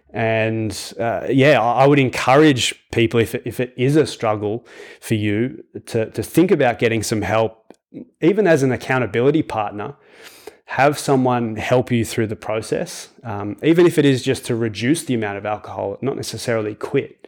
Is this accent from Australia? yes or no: yes; Australia; I was raised in Australia